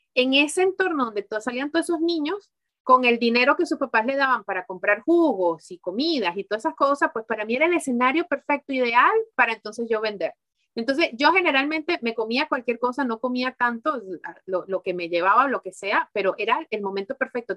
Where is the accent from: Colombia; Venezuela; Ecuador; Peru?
Venezuela; also born or lived in Mexico / Miami / Spain; now in Belgium; en Venezuela, que fue donde yo nací